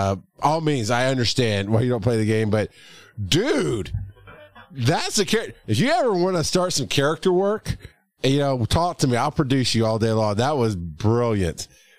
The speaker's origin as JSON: {"language": "English", "town": "Westchester", "region": "New York", "country": "United States", "said": "And I'm from Westchester."}